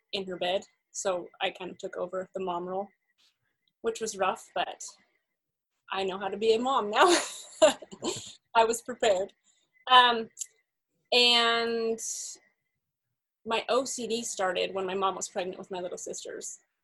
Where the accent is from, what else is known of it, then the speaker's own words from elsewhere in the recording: Salt Lake City, Utah, United States; I grew up in Salt Lake City